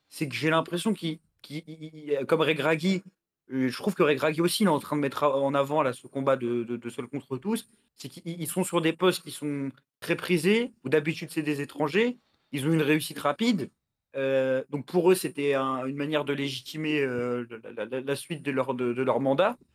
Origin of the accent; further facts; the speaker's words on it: Algeria; Je suis algérien, moi aussi.